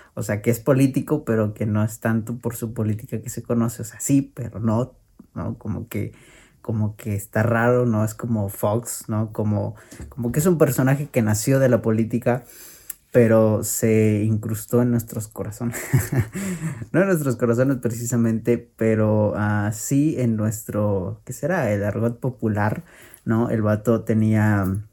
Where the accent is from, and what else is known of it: Mexico